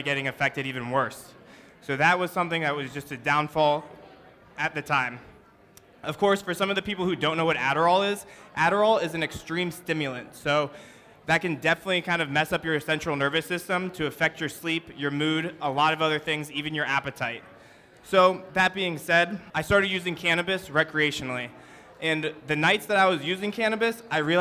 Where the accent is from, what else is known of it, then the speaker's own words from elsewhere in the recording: Northern Virginia, United States; I grew up actually in Northern Virginia